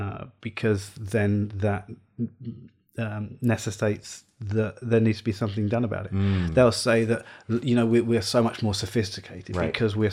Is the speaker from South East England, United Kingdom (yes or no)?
yes; South East England, United Kingdom; But here's the thing: I'm a white English guy. I grew up on the Isle of Wight. Very different kind of problems down there.